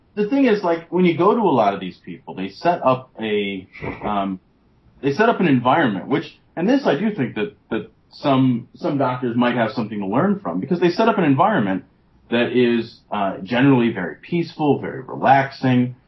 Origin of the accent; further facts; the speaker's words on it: United States; as an American